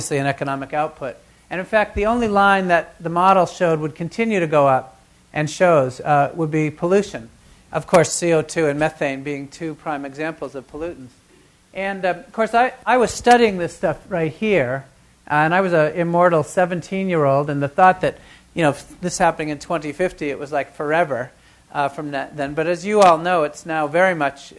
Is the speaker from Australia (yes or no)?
no; New Hampshire, United States; I grew up in New Hampshire as a child of shoe manufacturers